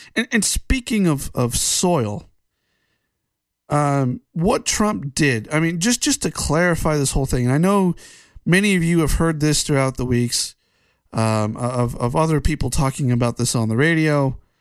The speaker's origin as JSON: {"language": "English", "country": "United States", "said": "as an American"}